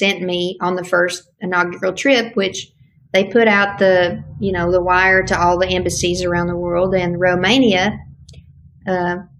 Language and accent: English; Tennessee, United States; My home state, we have East, Middle, and West Tennessee